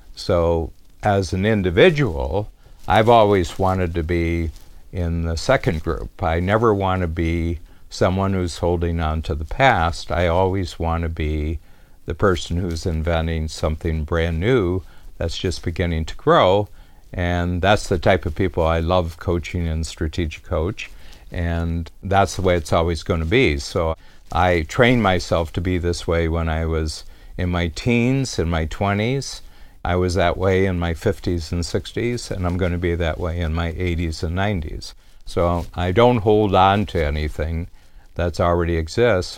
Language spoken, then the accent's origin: English; Milan, Ohio, United States; also born or lived in Cleveland, Ohio; moved me and four siblings and my mother to a farm sixty miles west of Cleveland, and this was in a little town called Milan, Ohio